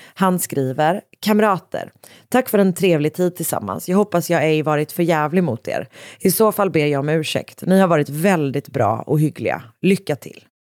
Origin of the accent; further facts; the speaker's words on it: Gothenburg, Västra Götaland, Sweden; jag då som också liksom är från Göteborg